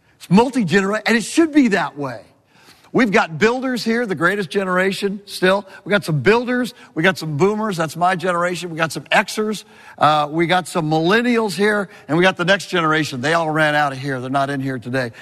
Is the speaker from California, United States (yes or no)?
yes; California, United States; moved away; I'm a Californian